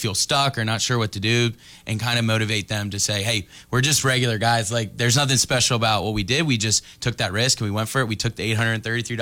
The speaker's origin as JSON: {"language": "English", "town": "Annapolis", "region": "Maryland", "country": "United States", "also_born_or_lived": "Clemson, South Carolina", "moved": "as an adult", "said": "I'm from Annapolis, Maryland"}